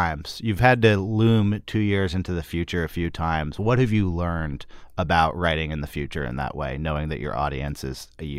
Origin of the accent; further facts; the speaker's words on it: Berkeley, California, United States; Whereas for me, I'm from Berkeley, California.